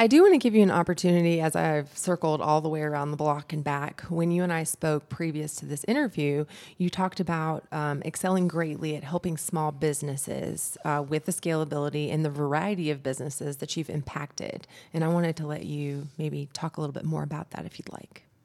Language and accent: English; Brooks, Georgia, United States; I'm from Brooks, Georgia. I'm a country girl myself